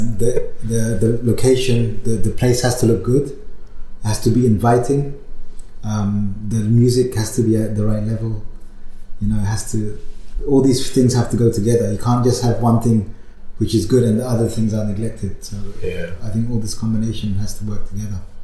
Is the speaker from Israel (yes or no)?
no; London, United Kingdom; moved away as an adult; now in Berlin, Germany; I was born in London. I'm from London